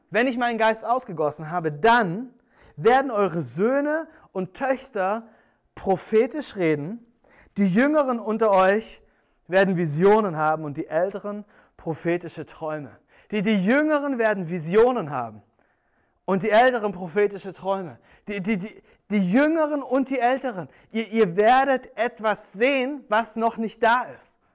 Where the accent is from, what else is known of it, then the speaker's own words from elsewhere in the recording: Germany; ich bin am Bodensee groß geworden und ähm, als Kind war ich eigentlich jeden Tag im Sommer am See